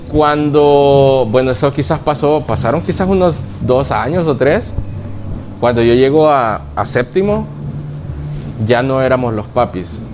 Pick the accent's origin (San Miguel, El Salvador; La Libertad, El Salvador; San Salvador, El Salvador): La Libertad, El Salvador; Lourdes; nací en Lourdes y me crié toda la niñez en Lourdes. Lourdes, eh, San, Lourdes es de la libertad